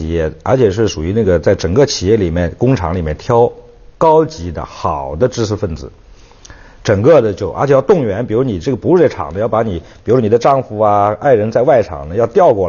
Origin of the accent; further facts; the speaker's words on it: Guizhou, China; also born or lived in Shanghai; 我们家我就从小在三线长大的，因为我出生六六年出生，呃，两三个月以后就从那个随着父母就从厂里就整个就迁过去了，因为那我我们原来是上海光学仪器厂上光厂